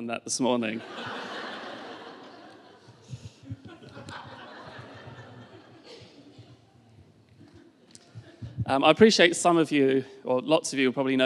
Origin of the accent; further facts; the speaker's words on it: Essex, East of England, United Kingdom; moved away as an adult; also born or lived in East London; now in Richmond, United Kingdom; So we are both originally from down south. I am from sort of, well, it depends who you ask, Essex/East London. I'd say Essex